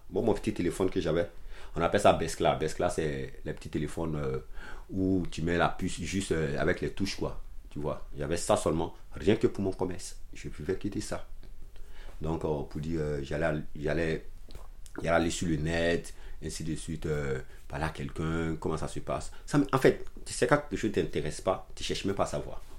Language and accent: French; Abidjan, Côte d’Ivoire; born there; also born or lived in Tafiré; je suis né dans la capitale économique, Abidjan. Mais ma ville, en fait, je suis bon, je suis né à Abidjan. Mais en fait, je suis plus au nord de la Côte d'Ivoire dans la ville de Tafiré.